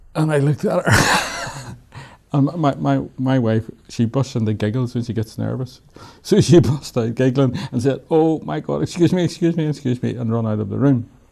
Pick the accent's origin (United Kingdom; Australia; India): United Kingdom; Belfast, Northern Ireland; moved away as an adult; I come from Belfast, I know what this is all about